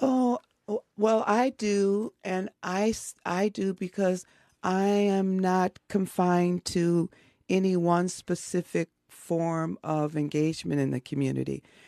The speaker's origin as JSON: {"language": "English", "town": "Chicago", "region": "Illinois", "country": "United States", "tie": "born or raised there", "said": "Growing up in Chicago"}